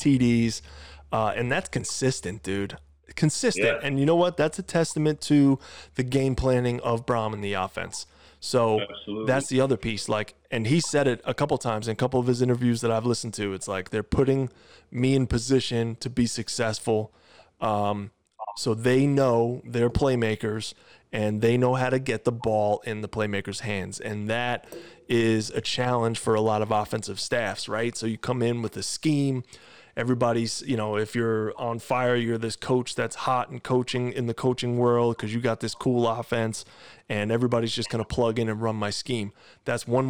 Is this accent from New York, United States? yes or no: yes; Long Island, New York, United States; We're from Long Island